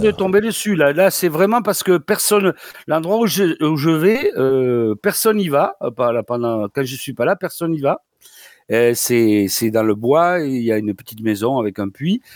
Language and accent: French; Toulouse, Occitania, France; accent: Toulouse (southern French); comme mon accent l'indique, c'est une la, faculté de médecine de Toulouse.